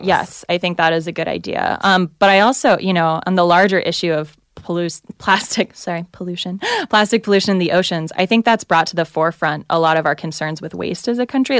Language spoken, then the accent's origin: English; the South, United States; I'm from the South